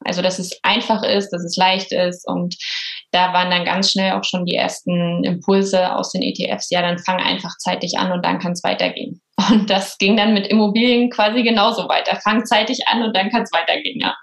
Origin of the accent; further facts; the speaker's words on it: Bautzen, Saxony, Germany; now in Berlin, Germany; Ich komme aber aus einem kleinen B an der Spree, aus Bautzen und bin jetzt nach Berlin gezogen, also Wahlberlinerin